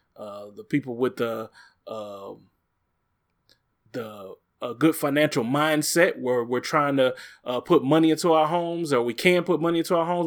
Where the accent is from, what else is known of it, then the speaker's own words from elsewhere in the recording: Bel-Ridge, Missouri, United States; the neighborhood I grew up in over in Bell Ridge in Normandy area